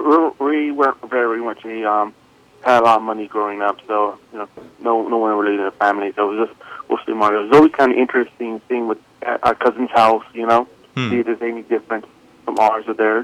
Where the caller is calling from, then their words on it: Santa Ana, California, United States; I'm calling from Santa Ana, Orange County, California.